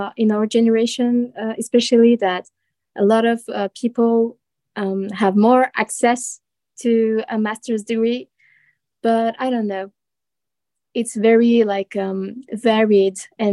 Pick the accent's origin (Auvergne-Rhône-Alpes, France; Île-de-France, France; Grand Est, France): Grand Est, France; Strasbourg; I'm a student from France, from the Strasbourg city.